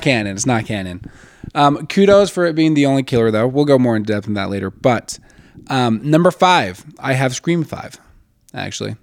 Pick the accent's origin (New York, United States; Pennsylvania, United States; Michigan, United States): Michigan, United States; Westland; also born or lived in Plymouth, Michigan; I'm from Westland